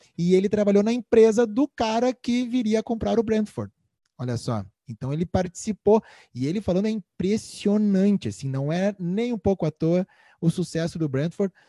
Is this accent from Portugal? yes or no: no; Brazil; eu sou brasileiro